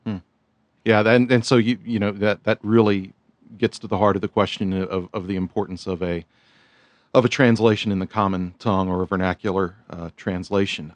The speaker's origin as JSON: {"language": "English", "town": "Houston", "region": "Texas", "country": "United States", "tie": "born or raised there", "said": "the Southern Baptist Church that I was a member of in Houston"}